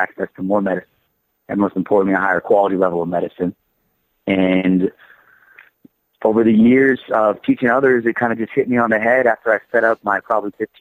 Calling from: Denver, Colorado, United States; Calling you from Denver, Colorado

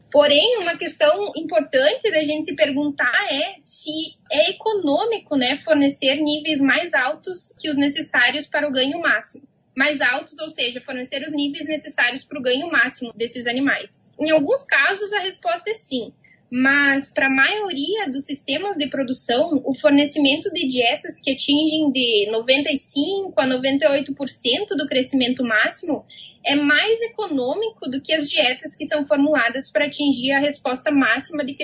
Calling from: Manhattan, Kansas, United States; Estou em Manhattan, no Kansas.

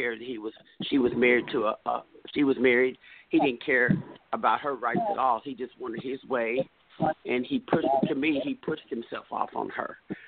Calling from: Texas, United States; Hello, I'm calling from Texas.

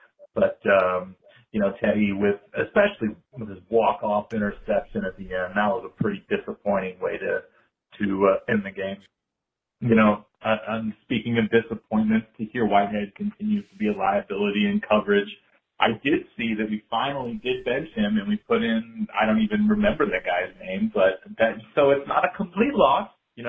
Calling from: Colorado, United States; calling from Colorado.

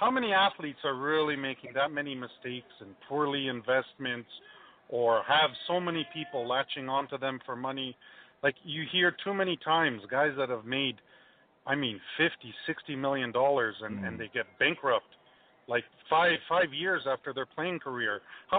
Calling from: Mississauga, Ontario, Canada; I'm calling from Mississauga.

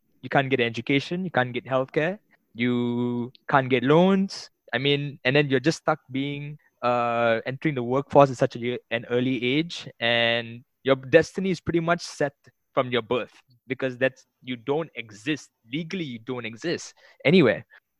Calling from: Malaysia

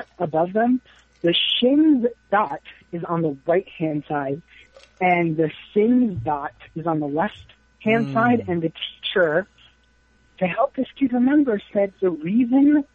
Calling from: New York, United States; I'm calling from New York

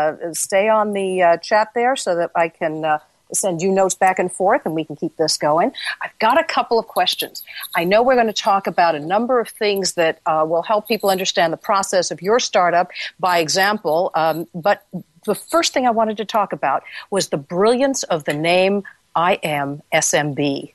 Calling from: London, United Kingdom; I'm calling you from London, England, where I'm sitting next to the Royal Air Force Base.

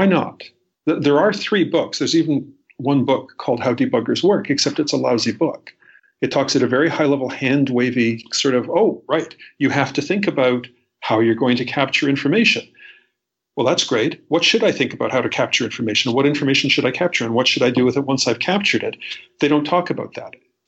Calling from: Toronto, Ontario, Canada; I'm calling in from Toronto, Canada, where it snowed again.

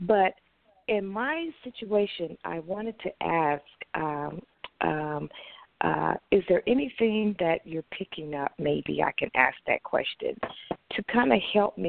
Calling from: Texas, United States; I'm calling from Texas.

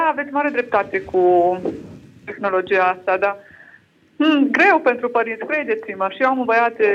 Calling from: Lincoln, East Midlands, United Kingdom; Uh, sunt din Anglia, acum sunt în Anglia.

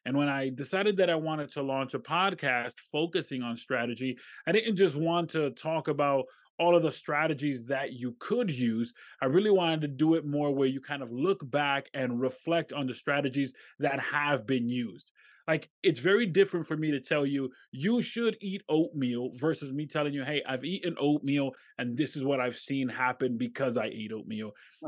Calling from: Rochester, New York, United States; I'm in upstate New York. Specifically, I'm in Rochester.

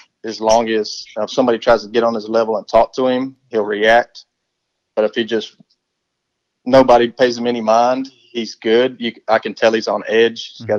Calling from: Florida, United States; Up in the Panhandle, around right outside of Tallahassee.

